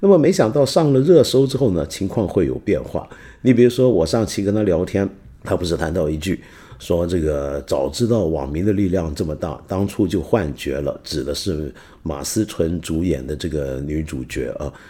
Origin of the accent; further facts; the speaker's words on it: Guangdong, China; 你知道这个我们广东人，凡在这个临北以上的地方，我们都叫做北方人、北方佬。